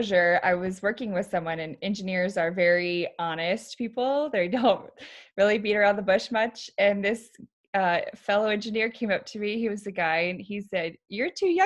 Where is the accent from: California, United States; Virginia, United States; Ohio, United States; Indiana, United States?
Virginia, United States; moved away as an adult; now in Arizona, United States; I was born and raised in Virginia